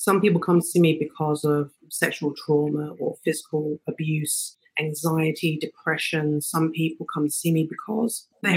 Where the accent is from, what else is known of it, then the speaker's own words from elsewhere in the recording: England, United Kingdom; moved away as an adult; now in Los Angeles, United States; I'm originally from England and I've been in Los Angeles for 18 years